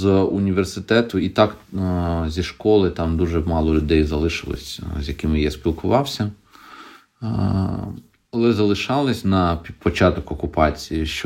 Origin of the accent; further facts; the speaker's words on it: Berdiansk, Zaporizhzhia Oblast, Ukraine; moved away; да, я з Бердянська.